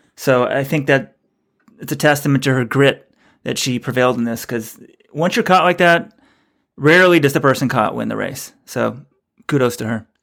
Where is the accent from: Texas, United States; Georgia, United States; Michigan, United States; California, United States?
Texas, United States; also born or lived in New York; now in New England, United States; I'm from Texas